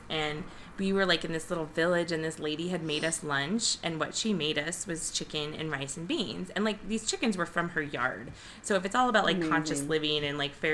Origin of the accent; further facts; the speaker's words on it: Nebraska, United States; moved away; we're from Nebraska